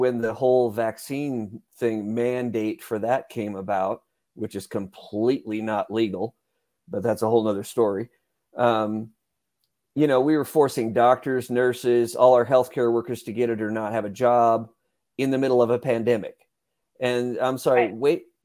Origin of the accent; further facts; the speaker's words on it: California, United States; moved away; I am from California originally.